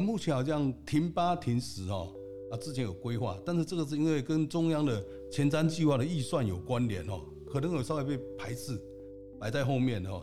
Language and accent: Chinese; Zhongli, Taoyuan, Taiwan; also born or lived in Matsu / Japan; 我是在中立土生土长。啊，娶了老婆也是中立人哈。啊，我是新接国小毕业，金南国中毕业，践行工专，还有我们研制大学。啊，原来我是在从事电梯工作，在重有实业研发部主任